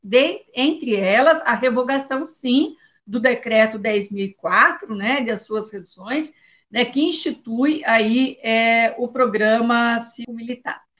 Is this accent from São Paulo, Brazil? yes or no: no; Paraná, Brazil; Eu sou do Paraná